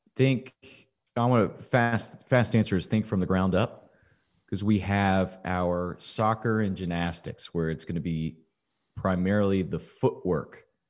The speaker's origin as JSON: {"language": "English", "town": "Dripping Springs", "region": "Texas", "country": "United States", "tie": "born or raised there", "said": "my hometown, Dripping Springs"}